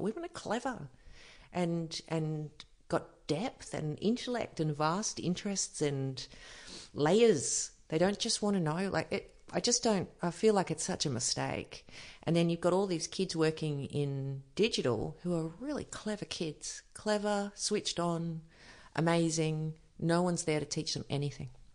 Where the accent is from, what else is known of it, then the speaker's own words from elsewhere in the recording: Byron Bay, New South Wales, Australia; I grew up just outside of Byron